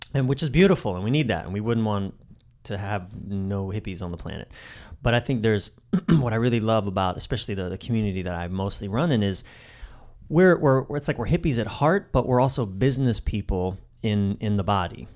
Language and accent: English; East Coast, United States; I'm from the East Coast.